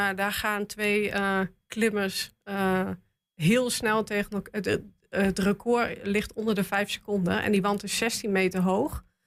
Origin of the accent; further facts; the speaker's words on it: Goor, Overijssel, Netherlands; ik kom uit Goor